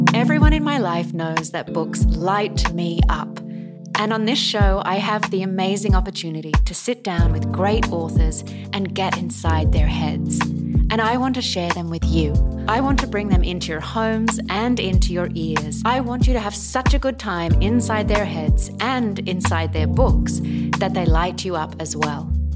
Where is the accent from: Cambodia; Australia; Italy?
Australia; now in United States; as an Australian